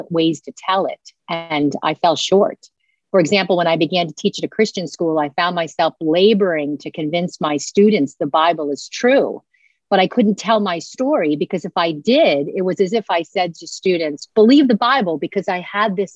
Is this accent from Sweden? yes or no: no; Washington, District of Columbia, United States; I was born in Washington, D.C., heavily influenced by the media there